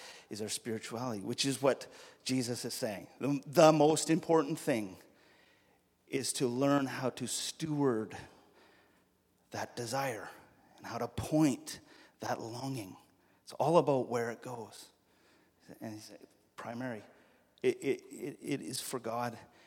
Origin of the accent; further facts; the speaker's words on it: Alberta, Canada; I'm from Alberta, and so the way we say this in Alberta is